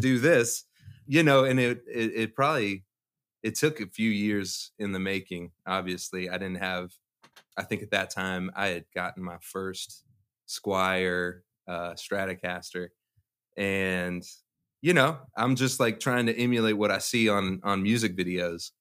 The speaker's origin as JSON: {"language": "English", "town": "Louisville", "region": "Kentucky", "country": "United States", "tie": "born or raised there", "said": "I'm from Louisville, so I, I went to Atherton"}